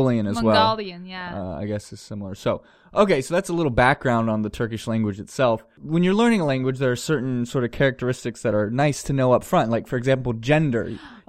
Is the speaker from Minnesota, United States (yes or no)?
no; San Francisco, California, United States; I'm from San Francisco.